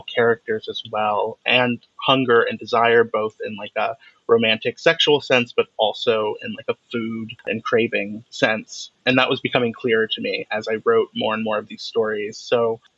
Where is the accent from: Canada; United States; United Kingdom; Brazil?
United States; Cleveland, Ohio; moved away as an adult; I grew up in Cleveland, Ohio from the age of 5 to 18 when I left for college